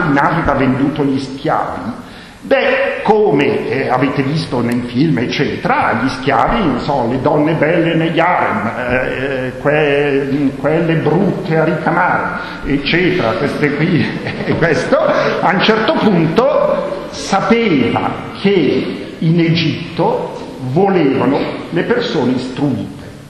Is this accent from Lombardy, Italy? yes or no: yes; Bergamo, Lombardy, Italy; first language Bergamasque; Italian is a second language; sono bergamasco, eh. la mia lingua madre è il bergamasco